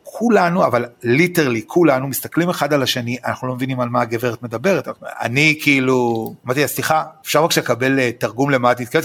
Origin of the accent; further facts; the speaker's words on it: Israel; כישראלי שחי פה בישראל